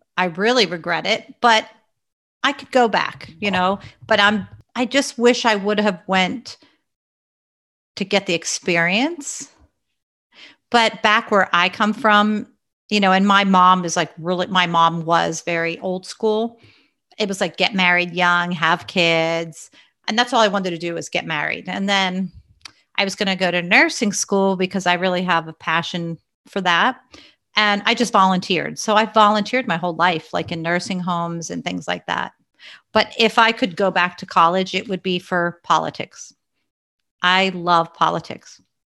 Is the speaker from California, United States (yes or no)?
no; Pennsylvania, United States; also born or lived in Long Island, New York; until I was in second grade, and then my dad and mom and our family moved to Pennsylvania